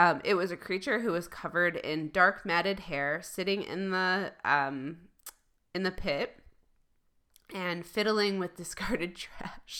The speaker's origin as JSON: {"language": "English", "region": "Michigan", "country": "United States", "said": "I'm from Michigan"}